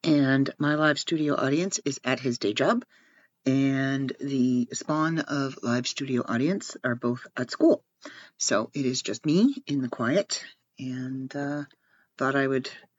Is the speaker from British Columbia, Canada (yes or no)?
no; Ontario, Canada; I'm from Ontario and where I live is covered in snow